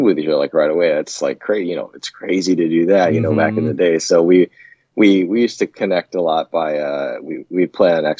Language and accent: English; Seattle, Washington, United States; moved away as an adult; also born or lived in Yokosuka, Japan / East Coast, United States; now in Germany; I grew up in Seattle